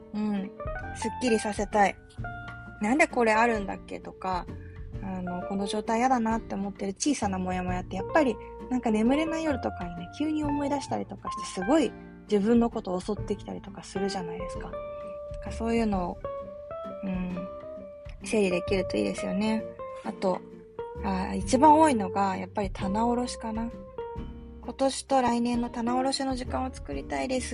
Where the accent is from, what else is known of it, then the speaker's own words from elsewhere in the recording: Yokohama, Kanagawa, Japan; moved away as an adult; also born or lived in Kobe / Sapporo / Osaka / Nagasaki; あの横浜で生まれ育って